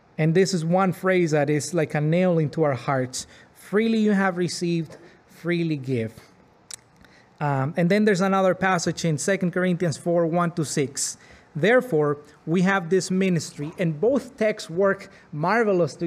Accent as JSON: {"language": "English", "town": "Arizpe", "region": "Sonora", "country": "Mexico", "tie": "born or raised there", "moved": "yes", "lives_now": "Pembroke, Canada", "said": "I grew up in Mexico in a Roman Catholic family"}